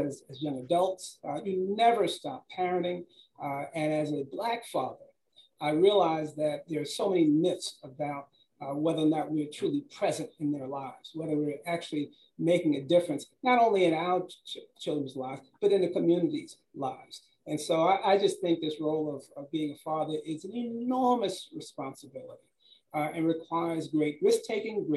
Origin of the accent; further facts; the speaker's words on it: New York City, New York, United States; growing up in New York City, I came from a home where my father wasn't really at home.